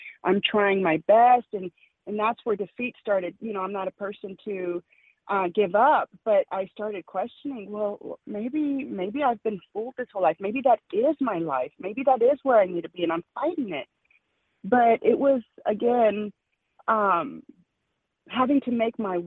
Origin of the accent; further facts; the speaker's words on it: El Paso, Texas, United States; moved away; also born or lived in Kansas; I'm from El Paso, Texas, my family, you know, right across from Chihuahua, Mexico, or Juarez.